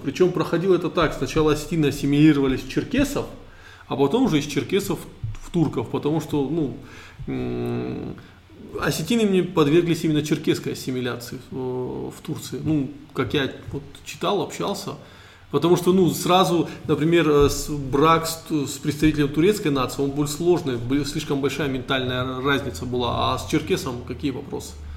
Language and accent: Russian; Caucasus, Russia; Мы кавказцы, российские траблмейкеры.